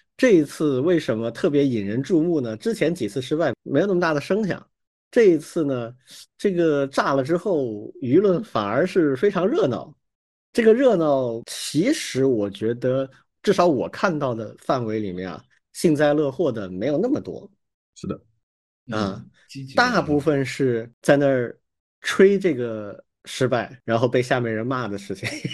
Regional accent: China; 我们中国人

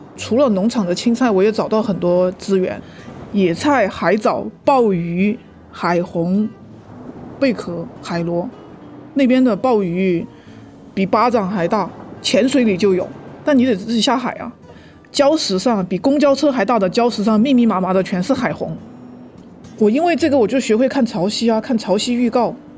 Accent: China; now in New Zealand; 我中国人

